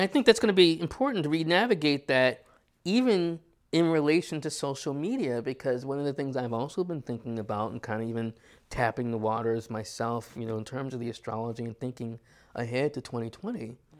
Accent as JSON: {"language": "English", "region": "New York", "country": "United States", "said": "as a New Yorker"}